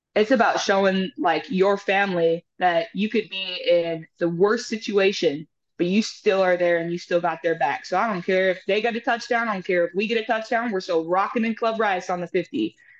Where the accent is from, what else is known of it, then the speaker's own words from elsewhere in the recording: Houston, Texas, United States; also born or lived in Lloydminster, Alberta, Canada / Calgary, Alberta, Canada; we moved here in 2007. I was about nine, 10 years old